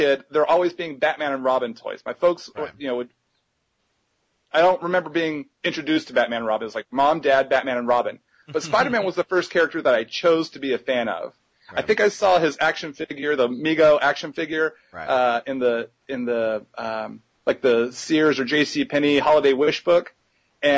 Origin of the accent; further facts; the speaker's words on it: Texas, United States; my hometown in Texas